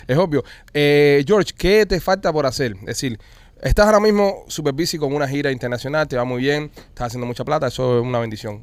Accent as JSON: {"language": "Spanish", "country": "Cuba", "accent": "Cuban", "moved": "yes", "lives_now": "Miami, United States", "said": "es un podcast hecho por cubanos. Nosotros aquí hablamos cubano, vaya, cubano, cubano."}